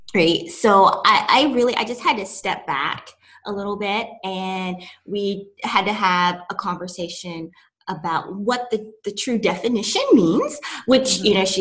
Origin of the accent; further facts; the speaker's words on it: East Tennessee, United States; I'm from East Tennessee, little small country town